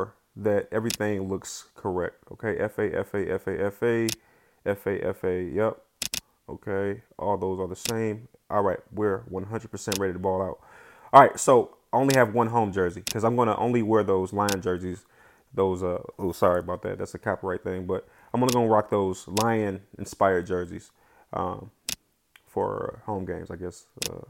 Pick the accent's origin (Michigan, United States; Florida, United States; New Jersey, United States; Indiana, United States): Michigan, United States; Detroit; I'm from Detroit